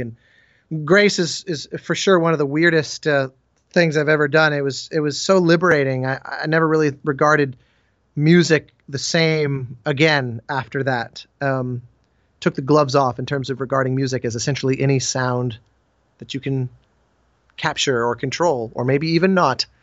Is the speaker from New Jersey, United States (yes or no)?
no; Colorado, United States; I grew up in Colorado